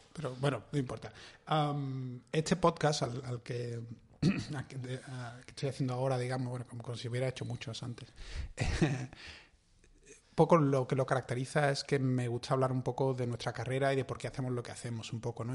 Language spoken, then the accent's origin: Spanish; Seville, Andalusia, Spain; los dos nos criamos prácticamente en el mismo barrio